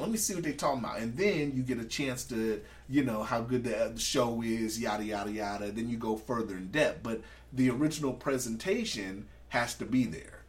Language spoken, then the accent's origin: English; California, United States; also born or lived in Anchorage; we're from California